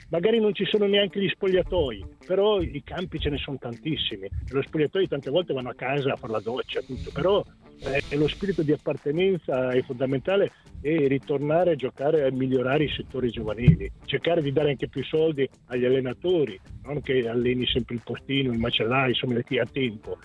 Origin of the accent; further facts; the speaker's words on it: San Marino; io sono di San Marino